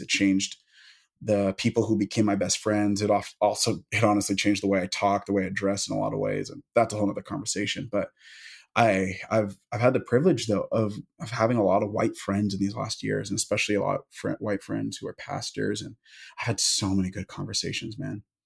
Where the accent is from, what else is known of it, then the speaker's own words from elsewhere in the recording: Seattle, Washington, United States; I'm from the Pacific Northwest, I'm from Seattle